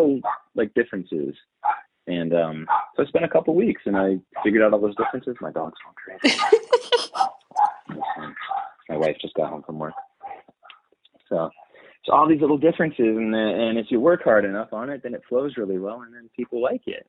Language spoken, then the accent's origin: English; United States; being from America and growing up the time period that I grew up